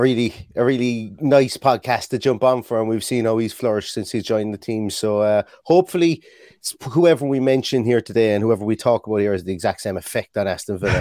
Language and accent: English; Ireland